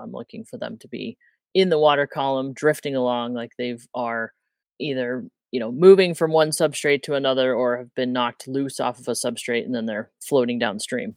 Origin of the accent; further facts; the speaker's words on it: Midwest, United States; moved away as an adult; now in Montana, United States; I grew up in the Midwest